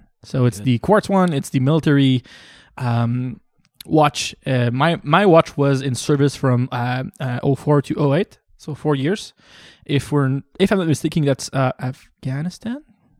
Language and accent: English; Canada; Yeah, but as a Canadian.